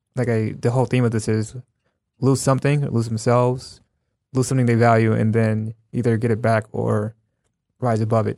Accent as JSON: {"language": "English", "country": "United States", "said": "I'm American"}